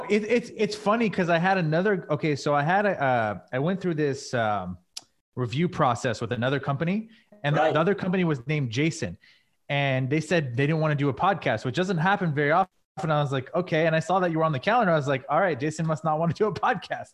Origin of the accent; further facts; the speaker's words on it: California, United States; I grew up here